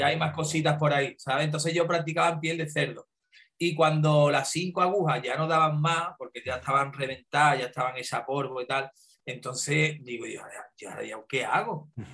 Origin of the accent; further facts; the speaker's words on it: Andalusia, Spain; donde yo nací, eh, donde yo empecé a trabajar y, me he criado, el estudio de tatuaje más cerca yo lo tenía a una hora en coche